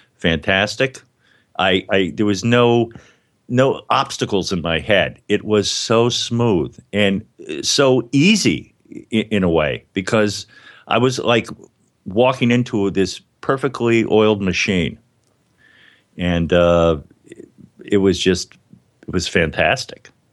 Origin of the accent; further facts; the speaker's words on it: Miami, Florida, United States; now in New York, United States; I was a Catholic growing up in Miami, and I went to New York to pursue a dream of acting and comedy